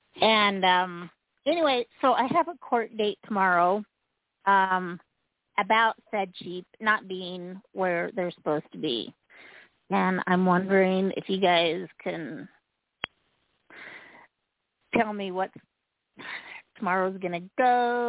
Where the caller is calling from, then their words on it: Utah, United States; I'm calling from Utah.